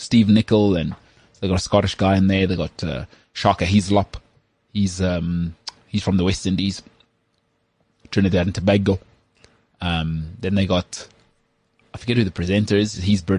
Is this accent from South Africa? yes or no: yes; South Africa; accent: South African